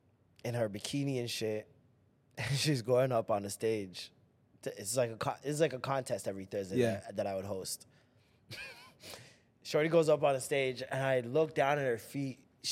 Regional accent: Toronto, Ontario, Canada; maybe it's because I'm from Toronto.

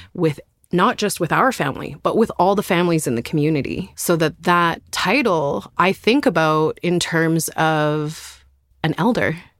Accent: Terrace, British Columbia, Canada; also born or lived in Nass Valley, British Columbia; I grew up around Terrace, B C, on the northwest coast, and also in the Nass Valley

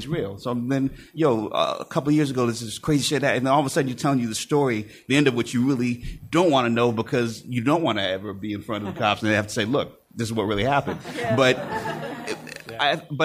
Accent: Storrs, Connecticut, United States; also born or lived in New Haven, Connecticut; I was born in New Haven, grew up in Storrs, Connecticut.

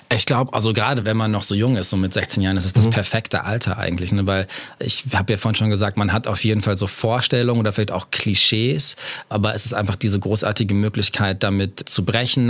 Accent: Bielefeld, North Rhine-Westphalia, Germany; ich bin in Nordrhein-Westfalen aufgewachsen, mhm. in Bielefeld

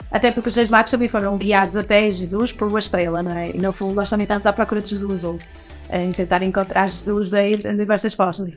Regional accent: Portugal; somos portugueses e vamos acolhê-lo cá no nosso país

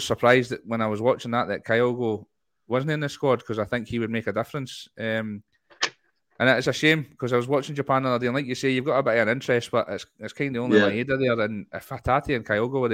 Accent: Scotland, United Kingdom; We're Scottish

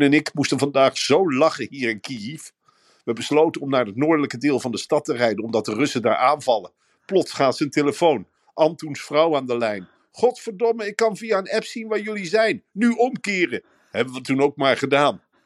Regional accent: Arnhem, Gelderland, Netherlands; als Arnhemmer zijnde

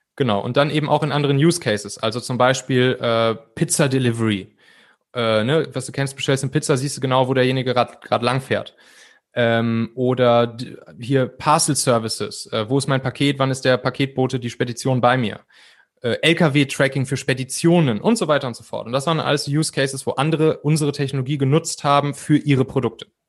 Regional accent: Cologne area, North Rhine-Westphalia, Germany; ich bin im Prinzip im, im Rheinland, so in der Kölner Gegend, auch auf so einem kleinen Dorf aufgewachsen

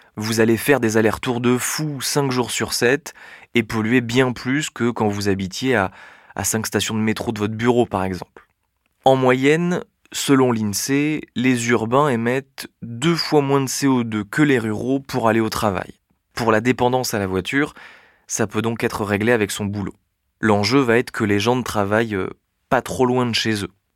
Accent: south-east France, France; moved away as an adult; now in Paris, France; Je suis pas parisien, je suis euh, un petit provincial, né dans le sud-est de la France

